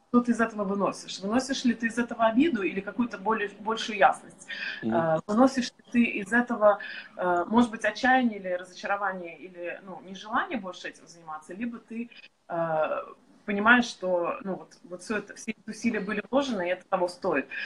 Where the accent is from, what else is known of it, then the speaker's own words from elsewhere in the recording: Estonia; moved away; сейчас мы находимся в Эстонии, а, откуда я родом издавна.